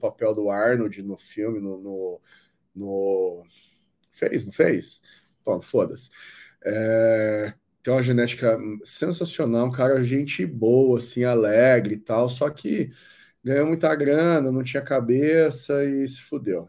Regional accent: Londrina, Paraná, Brazil; eu sou de Londrina

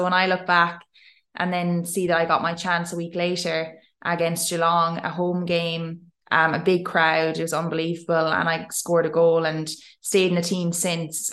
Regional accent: Ireland; moved away as an adult; now in Australia; I'm this Irish girl

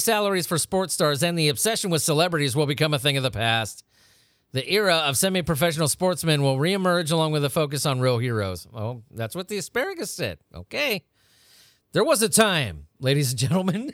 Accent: United States; I'm from America

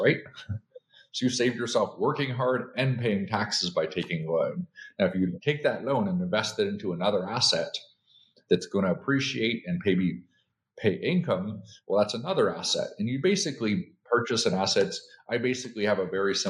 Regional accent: Canada; moved away as an adult; now in United States; I'm originally from Canada. I came here like 24 years ago for the American dream

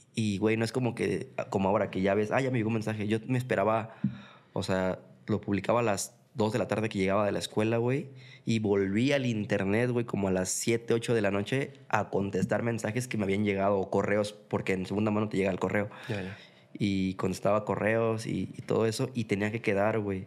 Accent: Mexico City, Mexico; moved away as an adult; now in Guadalajara, Mexico; yo soy de Ciudad de México, para empezar no soy de aquí de Guadalajara, eh, soy chilango de, de nacimiento, eh, tapatío por adopción

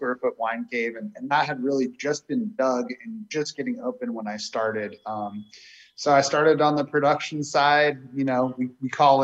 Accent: Marin, Northern California, United States; I'm a Northern California native. I grew up in Marin.

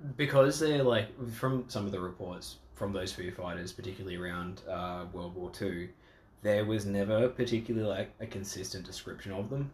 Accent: Australia

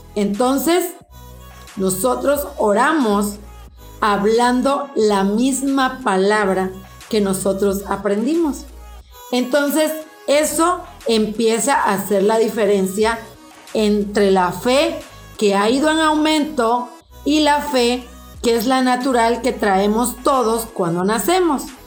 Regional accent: Mexico; en nuestro querido país, México

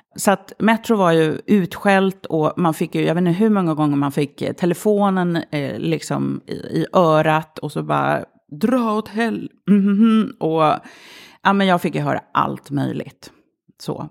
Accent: Stureby, Stockholm County, Sweden; Det är ju otroligt mycket mediamänniskor som bor i Stureby och tv-profiler och så vidare. Eh, då för tiden eh, så var det arbetarklass. Det fanns inte en invandrare så långt ögat nådde. Alla mina kompisar hette Jenny, Linda, Jessica, Anna

